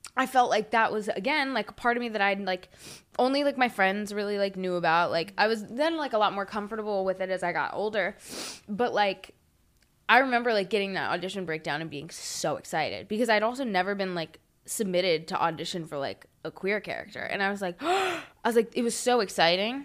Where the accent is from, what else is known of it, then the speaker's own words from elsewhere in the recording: Huntersville, North Carolina, United States; moved away; I grew up in Huntersville